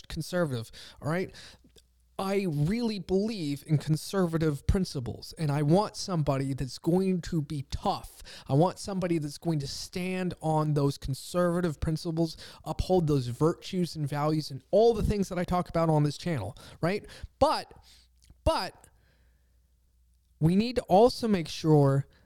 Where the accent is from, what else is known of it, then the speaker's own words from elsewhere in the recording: Pennsylvania, United States; I'm from Pennsylvania